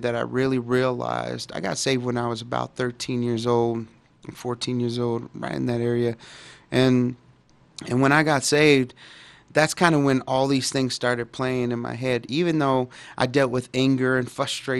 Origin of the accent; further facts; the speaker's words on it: Dallas, Texas, United States; I grew up in Dallas, Texas, and in a pretty, you know, bad neighborhood at the time, and it was Oak Cliff